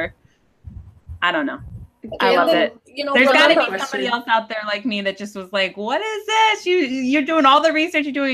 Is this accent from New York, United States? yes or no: no; New Jersey, United States; moved away as an adult; I lived in New Jersey for high school and college